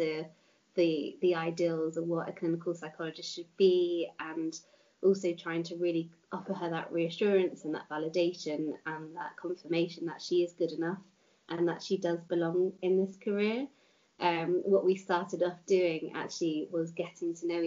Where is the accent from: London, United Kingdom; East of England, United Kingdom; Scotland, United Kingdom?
London, United Kingdom; now in South West England, United Kingdom; I'm from London, so I moved to the Southwest